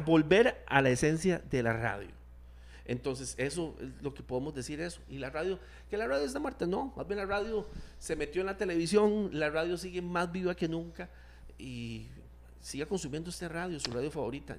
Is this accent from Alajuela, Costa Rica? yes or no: no; Turrialba, Cartago, Costa Rica; La radio cultural de Turrialba, donde yo nací